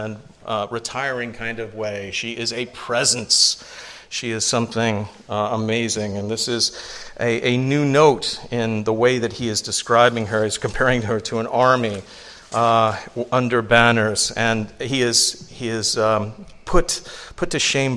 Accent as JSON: {"language": "English", "region": "England", "country": "United Kingdom", "tie": "born or raised there", "moved": "yes", "lives_now": "United States", "said": "I grew up in England. I didn't see white teeth until I came to the United States"}